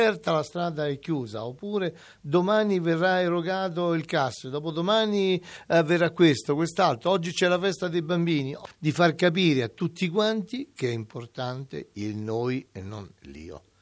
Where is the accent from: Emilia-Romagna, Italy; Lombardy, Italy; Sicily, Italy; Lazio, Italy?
Lazio, Italy; Amatrice; moved away; also born or lived in Rome; sono nato qui ad Amatrice. Sono nato esattamente al Francesco Grifoni, il nostro ospedale